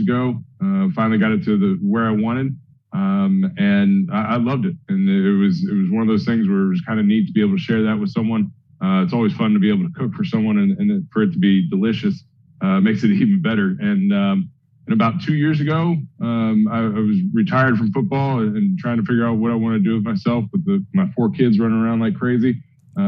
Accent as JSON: {"language": "English", "region": "Ohio", "country": "United States", "tie": "born or raised there", "moved": "yes", "lives_now": "New Jersey, United States", "said": "I was born and raised in Ohio"}